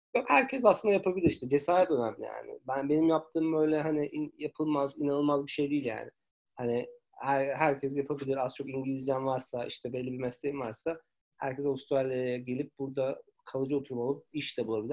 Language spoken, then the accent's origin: Turkish; Turkey; moved away as an adult; also born or lived in Istanbul; now in Sydney, Australia; ben 2017 yılında e, ayrıldım Türkiye'den.